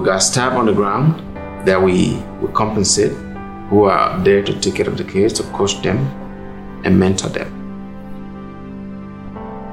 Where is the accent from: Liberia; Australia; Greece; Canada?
Liberia; moved away as an adult; now in United States; I'm originally from Liberia. I came here in 2000